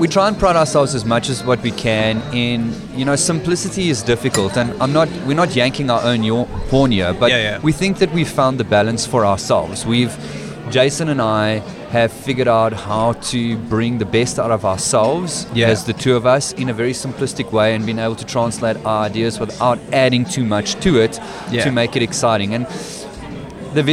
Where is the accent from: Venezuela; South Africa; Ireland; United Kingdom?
South Africa; Western Cape; I grew up in the Cape